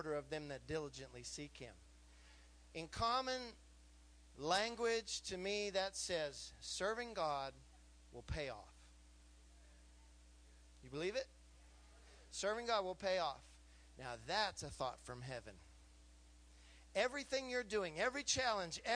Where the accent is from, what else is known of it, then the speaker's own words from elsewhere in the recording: California, United States; now in Texas, United States; I'm just a little California boy